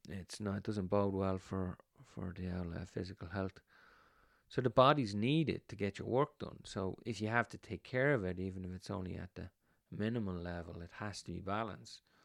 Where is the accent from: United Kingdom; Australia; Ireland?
Ireland; when we were kids growing up in Ireland